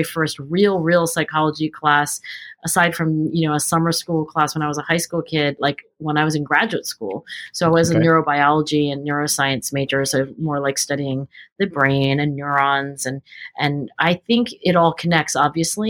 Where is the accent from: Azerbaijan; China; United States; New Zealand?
United States; Cherry Hill, New Jersey; I grew up in Cherry Hill, New Jersey, which is exit 4 off of the New Jersey Turnpike, southern New Jersey